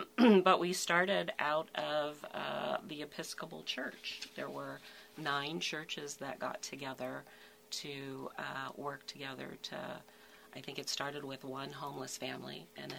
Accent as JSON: {"language": "English", "town": "Parkville", "region": "Maryland", "country": "United States", "tie": "born or raised there", "also_born_or_lived": "West Virginia", "lives_now": "Forest Hill, United States", "said": "I grew up in the Parkville area of Baltimore County, went to Baltimore Lutheran High School, and graduated from West Virginia University."}